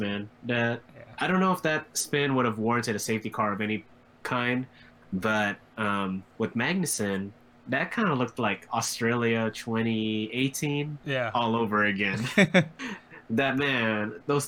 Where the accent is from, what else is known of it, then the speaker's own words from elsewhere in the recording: United States; American Formula One fans